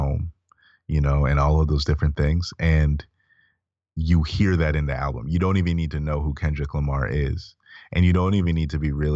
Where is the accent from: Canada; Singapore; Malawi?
Malawi; moved away; I'm back home in Malawi